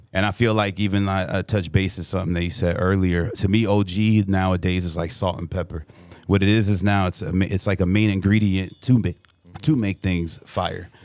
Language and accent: English; Burbank, California, United States; I'm from the Valley, eight one eight, Burbank, California